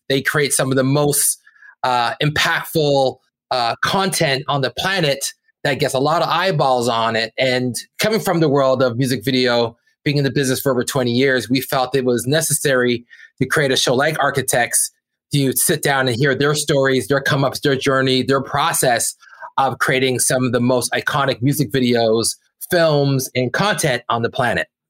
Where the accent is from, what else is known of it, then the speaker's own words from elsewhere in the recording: Brampton, Ontario, Canada; we're two kids from Brampton, Ontario